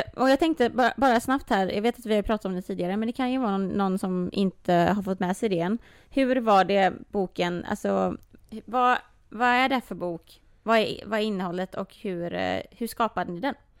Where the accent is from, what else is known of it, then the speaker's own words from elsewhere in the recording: Sweden; om någon frågar mig först, vart kommer du ifrån? Och jag mm. säger Sverige.